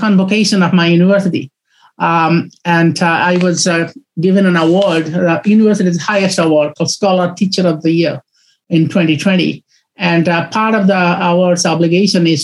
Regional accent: India; growing up in India

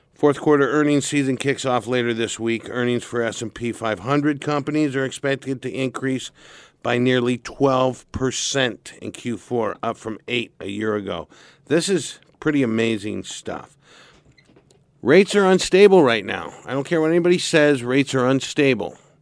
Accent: Santa Barbara, California, United States; I was born and raised in Santa Barbara

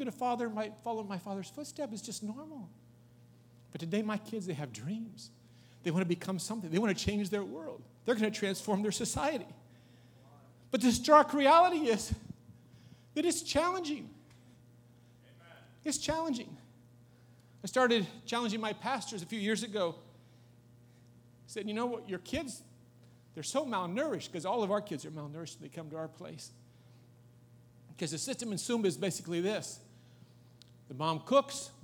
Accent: United States; I'm an American.

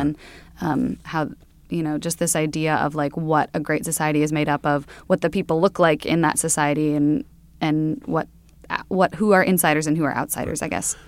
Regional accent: Sioux Center, Iowa, United States; moved away; I'm from Sioux Center, Iowa, um, which is way up in the northwest corner.

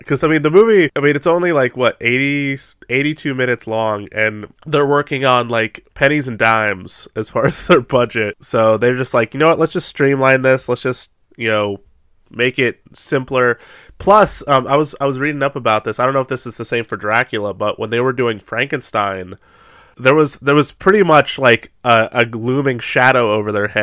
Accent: United States; We're awful Americans

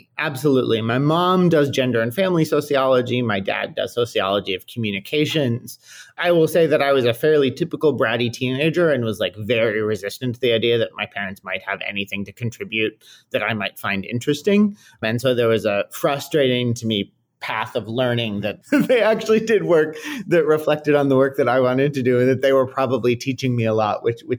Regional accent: Milwaukee, Wisconsin, United States; moved away as an adult; also born or lived in Washington, District of Columbia, United States; now in Chicago, United States; I was very much raised as a Milwaukeean. So whenever I tell someone I'm from Wisconsin, they say, oh my gosh, I love Madison. And my parents live there now. I sort of, when I go home, quote, I go to Madison. But I am a Milwaukee partisan through and through.

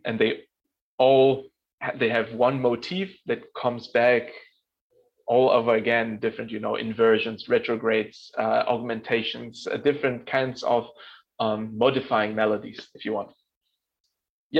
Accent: Berlin, Germany; moved away as an adult; now in New York, United States; I'm born in Berlin. I'm actually born a couple of months before the wall fell. So I'm born in West Berlin.

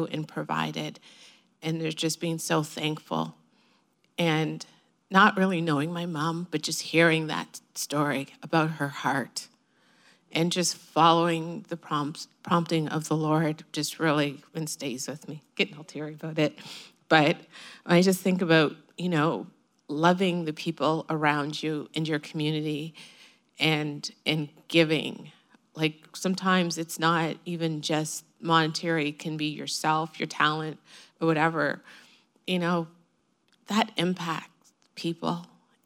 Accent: Trinidad & Tobago; now in Canada; I was born in Trinidad, and my dad ended up bringing me to Canada.

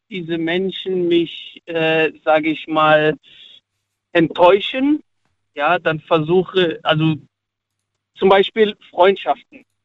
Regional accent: Cologne, North Rhine-Westphalia, Germany; Ich komme aus Köln.

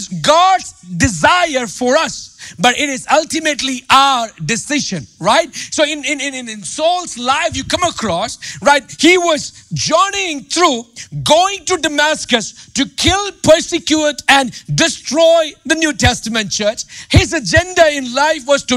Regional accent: India; English is a second language; moved away; I grew up in India, man. You see my accent. You see my mistakes in my grammar and all

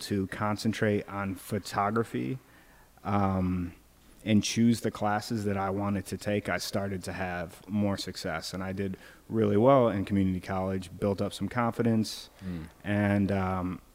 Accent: Syracuse, New York, United States; I grew up in Syracuse, New York, the mean streets of Syracuse

